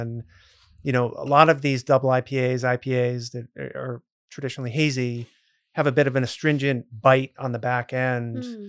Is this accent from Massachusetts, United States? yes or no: yes; Grafton, Massachusetts, United States; I grew up in a town called Grafton, which is right near Worcester